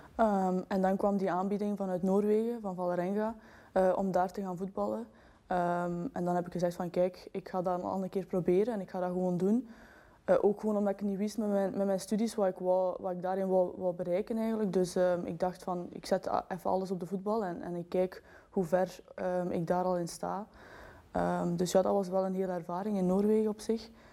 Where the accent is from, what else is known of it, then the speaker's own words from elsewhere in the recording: Belgium; wij zijn Belgen